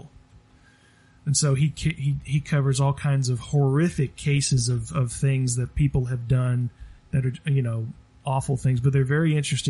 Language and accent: English; Ocilla, Georgia, United States; I was born in Ocilla, Georgia